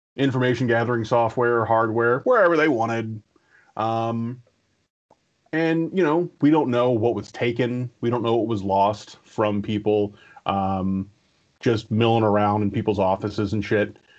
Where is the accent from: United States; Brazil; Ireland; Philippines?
United States; Bladensburg, Maryland; My senior year of high school, um, they were tearing down the school, so they moved everybody from Bladensburg out to this annexed uh, middle school uh, in Bel Air, which is just outside of Bowie